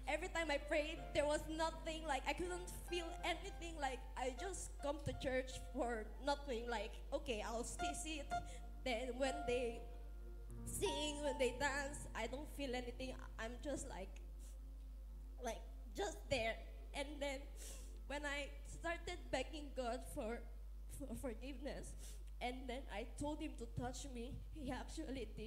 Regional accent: Philippines

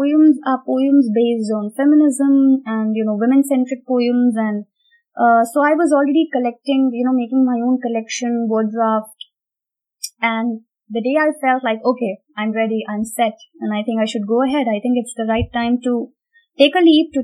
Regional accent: India; also born or lived in England

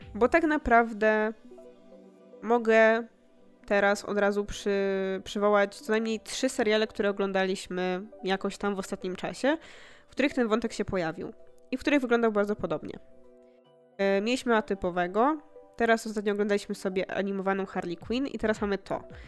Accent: Poland

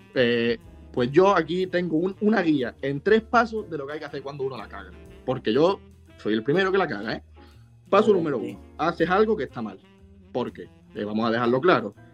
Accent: Spain; podíamos utilizar antes los españoles

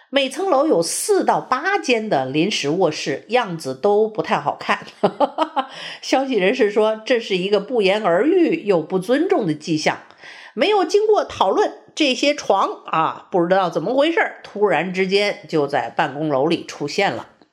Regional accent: China; moved away as an adult; also born or lived in Beijing; now in United States; 我们从中国来的人

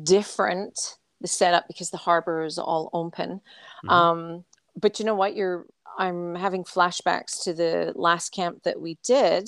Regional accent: Scotland, United Kingdom; accent: Scottish; my Scottish accent.

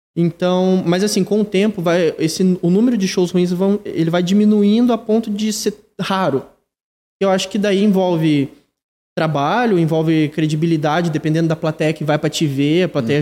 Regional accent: Ibaiti, Paraná, Brazil; moved away as an adult; now in Curitiba, Brazil

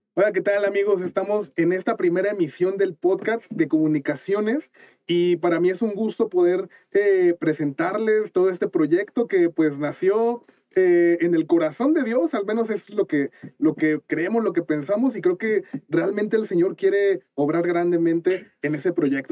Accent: Cuernavaca, Morelos, Mexico; yo soy de Cuernavaca

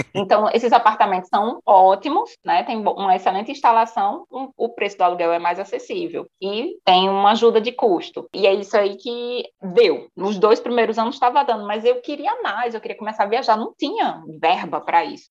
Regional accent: Natal, Rio Grande do Norte, Brazil; moved away as an adult; also born or lived in Canada; now in France; venho de Natal, tenho 34 anos

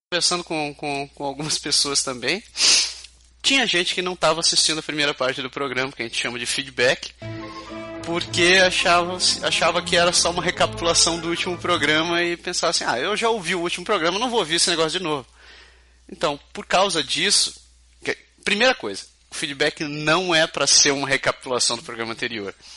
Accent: Curitiba, Paraná, Brazil; now in Quebec City, Canada

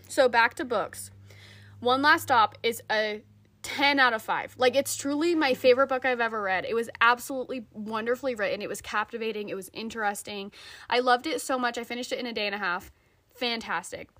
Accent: Utah, United States; growing up in Utah

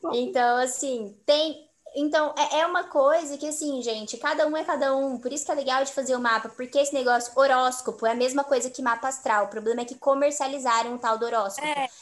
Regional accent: Mato Grosso do Sul, Brazil; eu sou de Mato Grosso do Sul

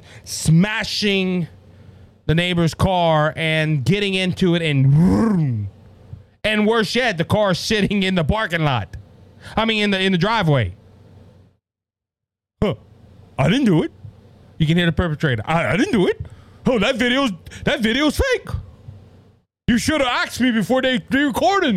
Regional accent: Cajun, Louisiana, United States; I'm Cajun and people look down on me because I'm Cajun and they think I talk funny

